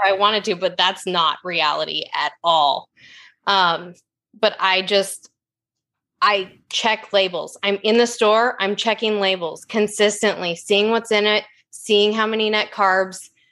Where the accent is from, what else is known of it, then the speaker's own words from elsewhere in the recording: Oregon, United States; I'm from Oregon. It rains ten months of the year